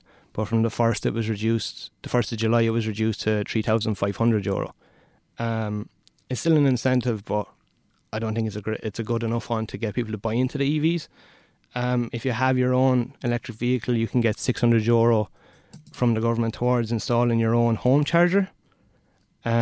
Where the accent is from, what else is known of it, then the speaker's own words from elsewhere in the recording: Roscrea, Munster, Ireland; moved away as an adult; also born or lived in Waterford; I'm originally from Tipperary, Rosscrea